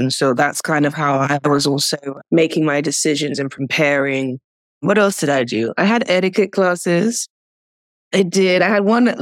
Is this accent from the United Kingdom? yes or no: yes; United Kingdom; also born or lived in Nigeria; I'm British, Nigerian